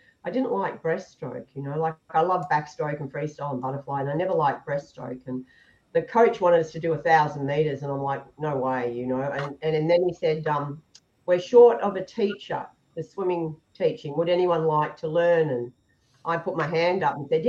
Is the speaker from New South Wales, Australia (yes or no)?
no; Melbourne, Victoria, Australia; now in Noosaville, Australia; I was brought up right in Melbourne, in the city.